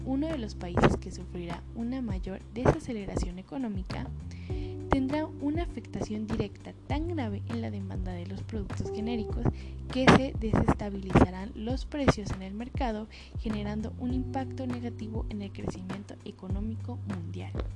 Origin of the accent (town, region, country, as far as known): Mexico